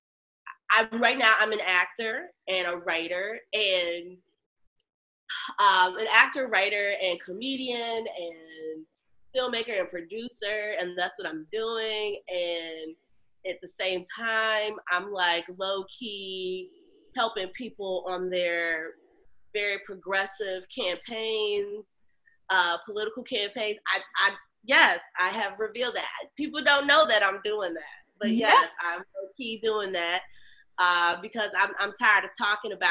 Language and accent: English; Chicago, Illinois, United States; also born or lived in Los Angeles / Hampton, Virginia; I'm from Chicago, born on the South Side, raised in the North Suburbs.